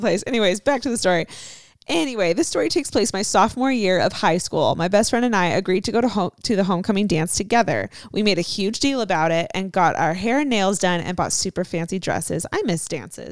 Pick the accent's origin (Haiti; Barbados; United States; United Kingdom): United States; Southern California; We're both from Southern California